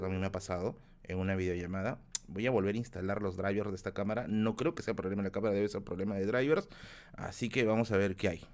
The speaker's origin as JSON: {"language": "Spanish", "region": "Tacna", "country": "Peru", "tie": "born or raised there", "moved": "yes", "lives_now": "Lima, Peru", "said": "mi tierra natal, que es Tacna"}